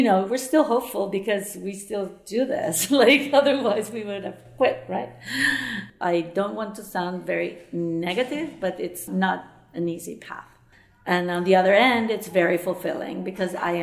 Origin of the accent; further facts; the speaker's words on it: Venezuela; moved away as an adult; also born or lived in New York / Barcelona; I was born in Venezuela. I studied art history at the Universidad Central de Venezuela